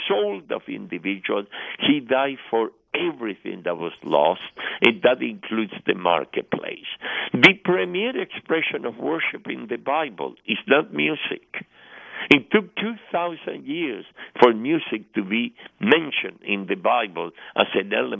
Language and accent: English; Argentina; moved away; I am from Argentina originally